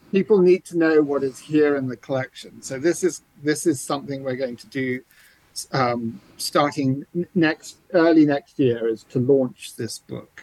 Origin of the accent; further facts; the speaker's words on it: Canterbury, South East England, United Kingdom; accent: English; moved away; you may hear an English accent. I grew up mostly in England, uh, in the cathedral city of Canterbury.